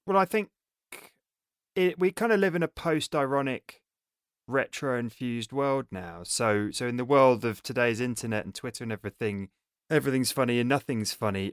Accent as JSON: {"language": "English", "region": "England", "country": "United Kingdom", "said": "we're all English"}